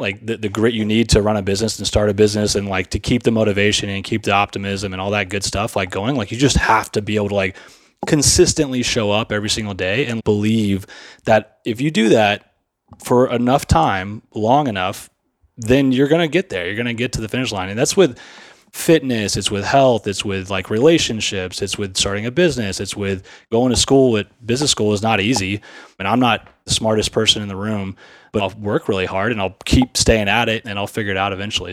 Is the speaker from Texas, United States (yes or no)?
yes; Sugar Land, Texas, United States; I grew up in Sugarland, Texas